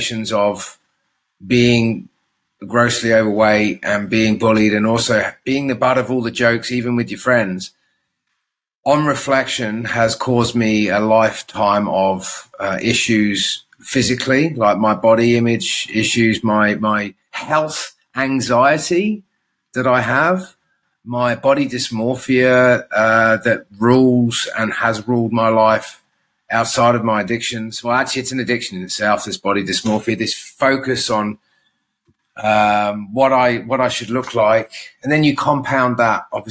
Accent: Guernsey; also born or lived in Adelaide, Australia / Alice Springs, Australia; now in Australia; growing up in the Channel Islands

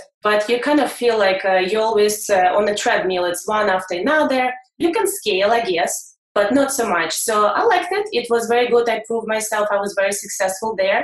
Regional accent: Russia; moved away as an adult; I'm coming from Russia over 10 years ago

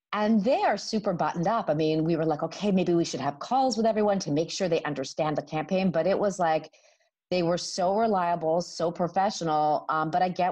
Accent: Canada; now in United States; I'm coming from Canada.

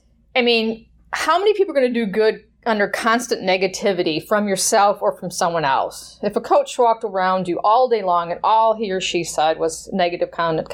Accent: Wisconsin, United States; I grew up in Wisconsin

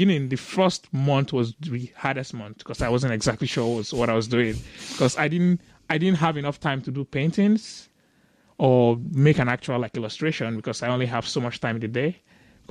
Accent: Lagos, Nigeria; I grew up in Lagos, Nigeria

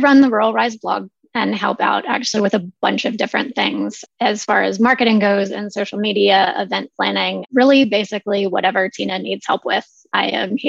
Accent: Highland County, Virginia, United States; moved away as an adult; I grew up in rural Appalachia as well. I was born and raised in Highland County, Virginia. I left and went to college. I traveled the world. I, you know, moved all over the U.S. and moved back to my hometown after 20 years of roaming around.

